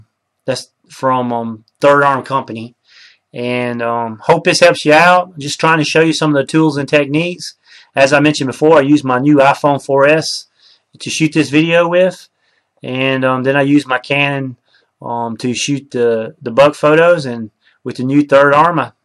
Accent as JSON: {"language": "English", "region": "Mississippi", "country": "United States", "said": "I'm from Mississippi"}